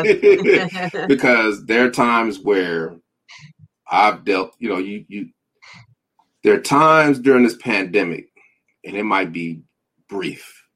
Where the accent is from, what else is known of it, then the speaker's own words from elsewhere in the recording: Denver, Colorado, United States; I'm from Denver, Colorado, and then it was snow. We were the only family in the neighborhood that had a snowblower.